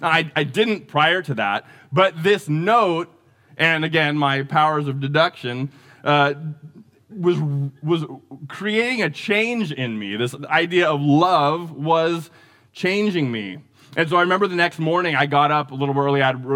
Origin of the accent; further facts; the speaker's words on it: Santa Rosa, California, United States; I remember as a kid growing up in Larkfield in North Santa Rosa